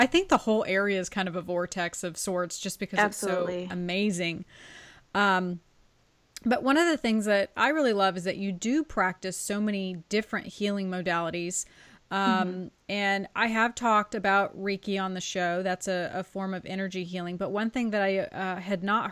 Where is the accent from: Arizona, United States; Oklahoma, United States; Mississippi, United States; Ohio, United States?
Arizona, United States; moved away; I lived in Arizona for a better part of my childhood